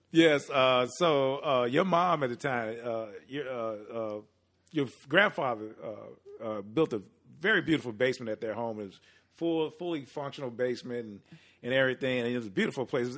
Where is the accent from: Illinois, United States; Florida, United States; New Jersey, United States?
Illinois, United States; Chicago; born and raised on the south side of Chicago